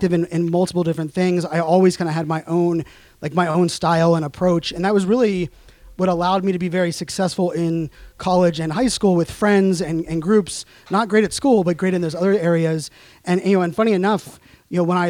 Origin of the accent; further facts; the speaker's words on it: Pittsburgh, Pennsylvania, United States; moved away as an adult; also born or lived in Virginia / Arizona; now in Northern Virginia, United States; I'm from Pittsburgh